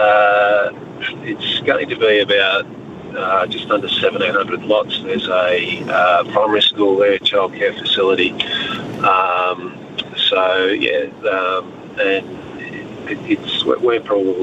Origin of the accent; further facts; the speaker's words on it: Australia; I am Australian